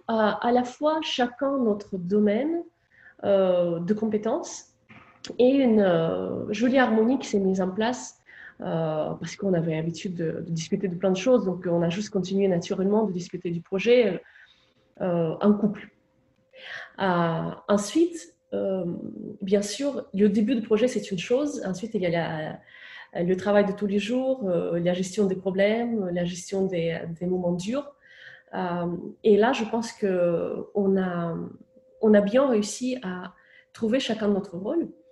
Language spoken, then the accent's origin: French; Moscow, Russia; moved away; J'ai grandi à Moscou